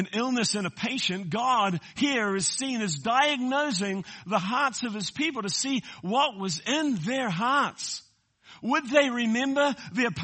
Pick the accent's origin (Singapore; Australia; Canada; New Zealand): New Zealand; moved away as an adult; now in United States; I'm a Kiwi that's come to America. I call myself an Amerikiwi.